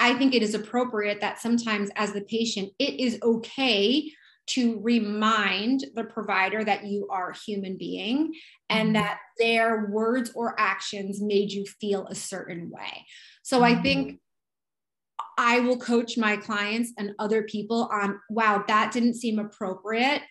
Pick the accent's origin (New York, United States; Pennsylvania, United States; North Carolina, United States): New York, United States; I'm a New Yorker